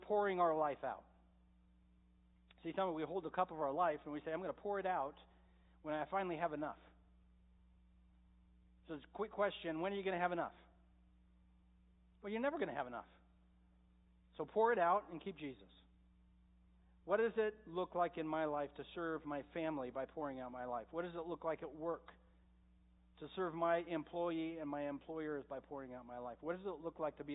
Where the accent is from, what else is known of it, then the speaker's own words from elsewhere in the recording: Medford, United States; I grew up in Medford, so of course we have the best water